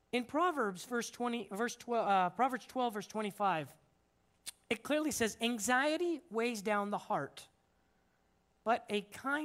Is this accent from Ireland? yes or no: no; Simi Valley, California, United States; moved away as an adult; now in Dominican Republic; I'm originally from Simi Valley, so I kind of feel like I'm at my home turf